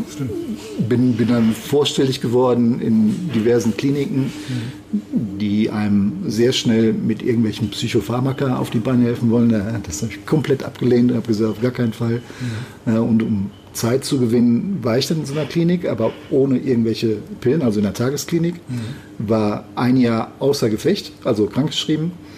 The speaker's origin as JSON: {"language": "German", "town": "Gevelsberg", "region": "North Rhine-Westphalia", "country": "Germany", "tie": "born or raised there", "moved": "as an adult", "lives_now": "Düsseldorf, Germany", "said": "gebürtig aus Gevelsberg, also nicht aus Düsseldorf"}